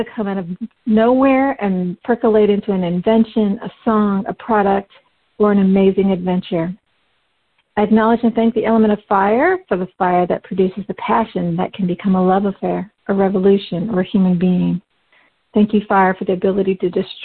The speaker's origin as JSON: {"language": "English", "region": "Midwest", "country": "United States", "tie": "born or raised there", "said": "I was born into an animist family in the West. We had our own culture within the family, but also part of the larger Midwest American community"}